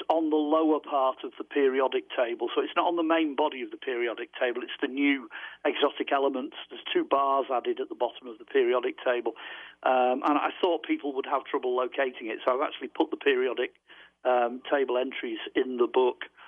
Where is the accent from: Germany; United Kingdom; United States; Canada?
United Kingdom; over here we're terribly British